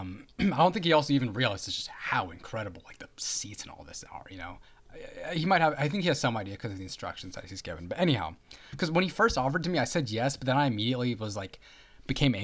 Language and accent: English; Bay Area, California, United States; growing up in the Bay Area